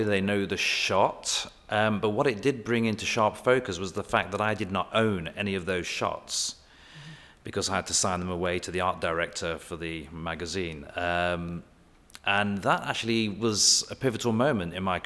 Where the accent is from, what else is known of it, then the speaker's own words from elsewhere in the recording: Leicester, East Midlands, United Kingdom; also born or lived in Brooklyn, United States; now in Orange, United States; I come from Leicester in England, which is one of the most diverse cities in England.